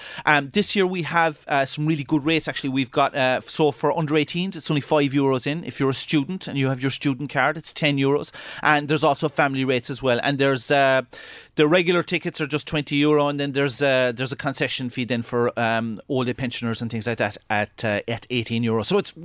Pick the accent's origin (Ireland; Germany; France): Ireland; Kerry, Munster; now in Blackrock, Ireland; I'm from Kerry and I grew up with the sea and all that.